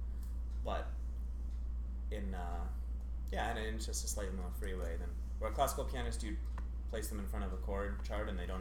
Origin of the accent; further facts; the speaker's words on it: Ottawa, Ontario, Canada; moved away as an adult; now in Toronto, Canada; Ottawa, born and raised, and subsequently moved to Toronto to go to Canham School at U of T